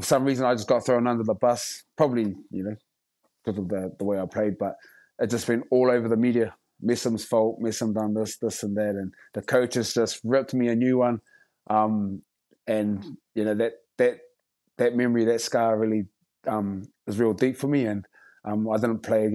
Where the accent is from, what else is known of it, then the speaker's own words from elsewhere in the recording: Rotorua, Bay of Plenty, New Zealand; I've done, you know, haka all my life pretty much, growing up in Rotorua and schools and kapa haka